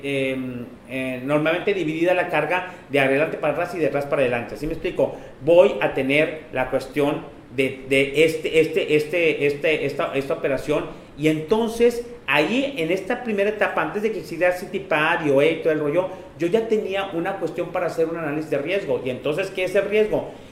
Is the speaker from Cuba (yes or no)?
no; Mexico; de dónde venimos en la parte de México